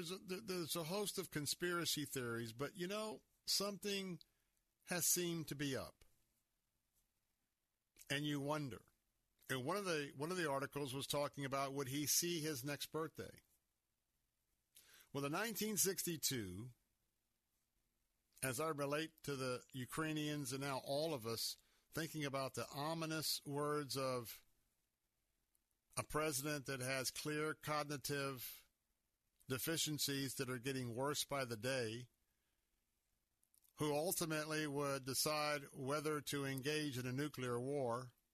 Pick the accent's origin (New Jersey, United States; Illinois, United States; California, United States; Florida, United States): Florida, United States; Tampa; born there; in 1962, as I was born here in Tampa, I got a taste of the absolute fear as a small child of a nuclear threat.